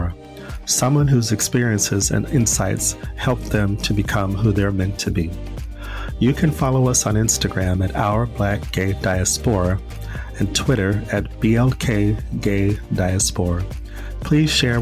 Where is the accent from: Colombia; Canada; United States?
United States; moved away as an adult; now in Stockholm, Sweden; I'm an American who's been in Europe now since October 2019 as a digital nomad, mainly in Stockholm, Sweden